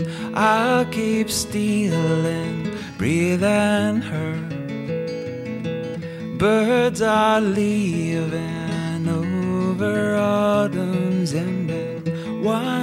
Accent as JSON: {"language": "English", "region": "South Carolina", "country": "United States", "tie": "born or raised there", "said": "I grew up in South Carolina"}